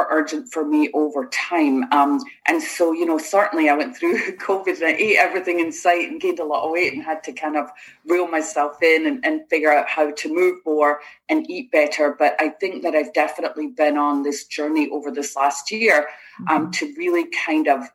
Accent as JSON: {"language": "English", "town": "Rutherglen", "region": "Scotland", "country": "United Kingdom", "tie": "born or raised there", "also_born_or_lived": "Lochgilphead, Scotland / Italy / England", "moved": "as an adult", "lives_now": "Florida, United States", "said": "I grew up in Rutherglen and Lochilphead both. So I had like a little bit of the city and a little bit of the country there in Scotland"}